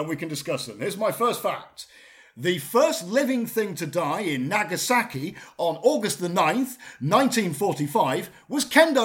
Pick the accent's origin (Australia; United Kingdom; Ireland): United Kingdom; Bradford, Yorkshire and the Humber; now in Lincolnshire, United Kingdom; I was born in Bradford.